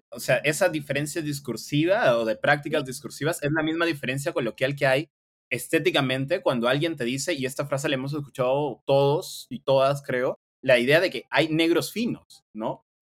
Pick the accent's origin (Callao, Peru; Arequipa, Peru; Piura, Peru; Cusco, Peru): Piura, Peru; Sullana; accent: Piuran; yo siendo de Sullana mantuviese mi dejo, un mi dejo piurano.